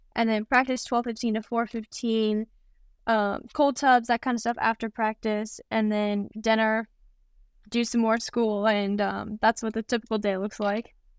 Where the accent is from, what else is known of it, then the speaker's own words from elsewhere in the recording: Kansas, United States; moved away; more kind of in the Midwest since I'm from Kansas